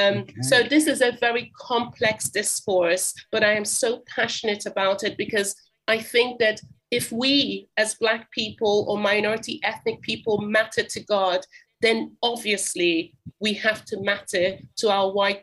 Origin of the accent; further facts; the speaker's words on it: Jerusalem District, Israel; now in Swindon, United Kingdom; I was raised in the Middle East, particularly in Israel. So I grew up as a third culture kid. I attended the international school, the Anglican school in Jerusalem.